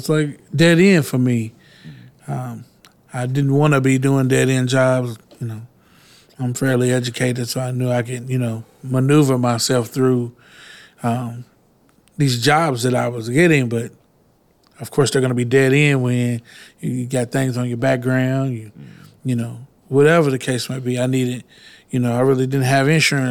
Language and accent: English; Louisville, Kentucky, United States; I am from Louisville, Kentucky. Grew up in the Newburgh area. Went to Male High School.